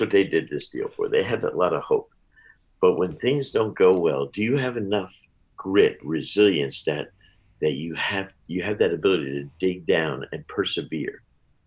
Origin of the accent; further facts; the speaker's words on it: New Jersey, United States; I grew up in Jersey across the river